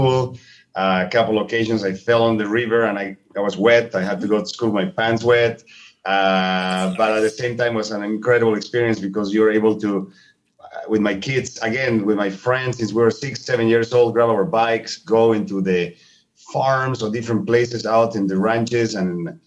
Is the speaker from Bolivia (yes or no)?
yes; Bolivia; first language Spanish; English is a second language; moved away as an adult; also born or lived in Montecito, California; now in United States; I grew up in Bolivia, which, as many of you know, is a third world country in the middle of South America, landlocked